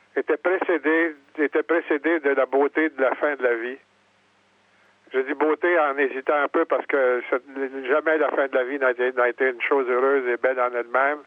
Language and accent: French; Quebec, Canada; mon village natal